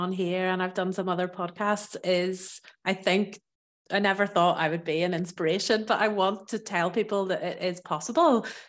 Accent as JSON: {"language": "English", "country": "Ireland", "moved": "yes", "lives_now": "France", "said": "I am originally from Ireland, as you might hear from my accent. But for the past 10 years, so I moved here in 2013, I have lived in the south of France."}